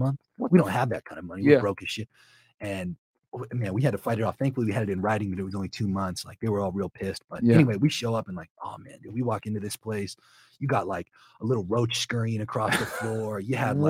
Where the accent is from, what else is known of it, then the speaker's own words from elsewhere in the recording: Akron, Ohio, United States; moved away; also born or lived in Denver; I grew up in Ohio